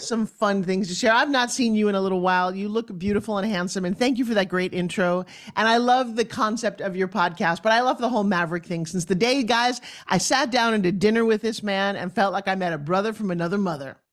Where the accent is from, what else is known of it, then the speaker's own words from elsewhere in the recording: New York, United States; also born or lived in Long Island; I come from New York